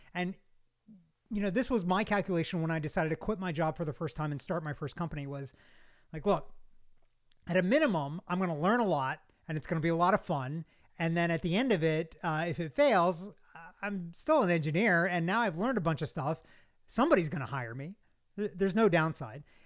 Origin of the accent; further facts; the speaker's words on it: Kentucky, United States; now in Georgia, United States; I'm not from, uh, Georgia originally. I'm from Kentucky, uh, but I've been here since eighty-nine.